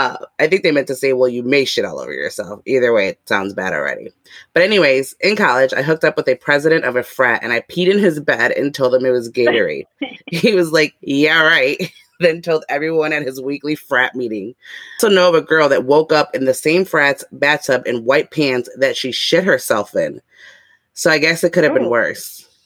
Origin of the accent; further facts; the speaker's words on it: Chicago, Illinois, United States; now in Florida, United States; coming from someone who's from Chicago where it gets very cold